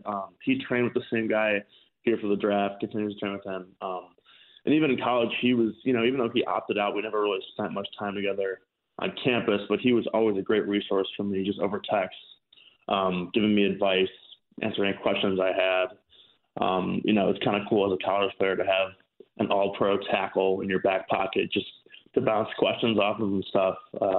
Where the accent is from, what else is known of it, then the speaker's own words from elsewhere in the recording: Chicago, Illinois, United States; So I've always been a Packers fan, despite growing up in Chicago.